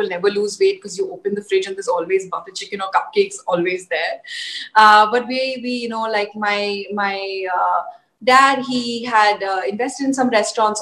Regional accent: Mumbai, Maharashtra, India; also born or lived in Paris, France / Switzerland; No, I grew up in Mumbai. I am a Bombay girl

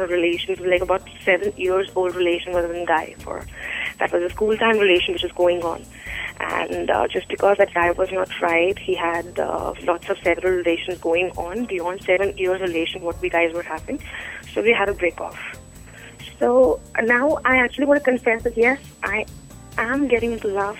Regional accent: Delhi, India; I'm from Delhi

